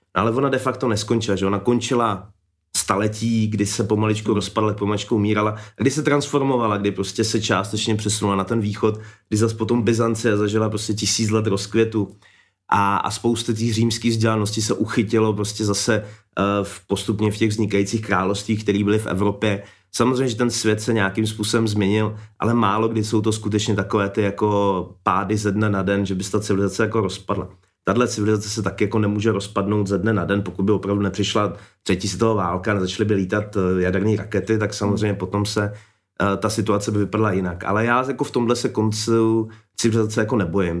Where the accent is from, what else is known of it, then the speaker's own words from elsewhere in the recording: Czechia; my Češi